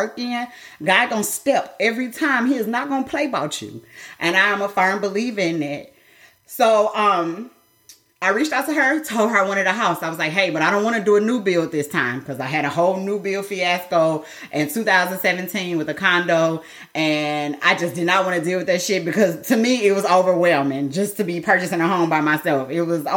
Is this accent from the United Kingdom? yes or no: no; Midwest, United States; I'm from the Midwest